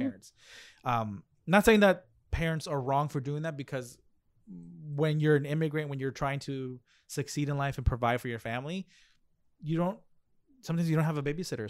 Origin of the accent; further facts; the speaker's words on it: United States; also born or lived in Mexico; I was raised in America